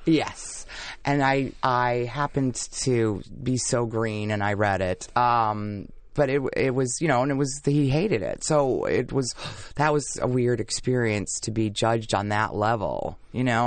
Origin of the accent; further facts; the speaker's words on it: Milwaukee, Wisconsin, United States; moved away as an adult; also born or lived in New York City; I was from Milwaukee